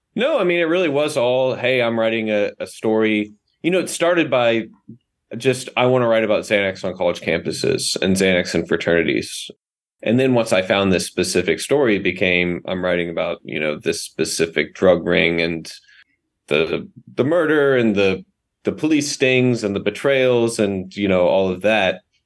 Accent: the South, United States; But I grew up in the South.

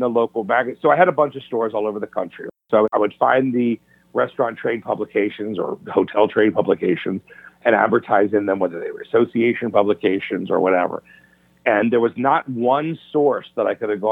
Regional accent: Rockville, Maryland, United States; in Rockville, Maryland, where I'm from Maryland, right outside of D.C.

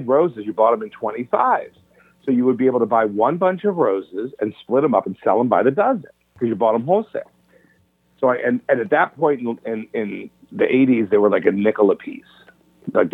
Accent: Rockville, Maryland, United States; in Rockville, Maryland, where I'm from Maryland, right outside of D.C.

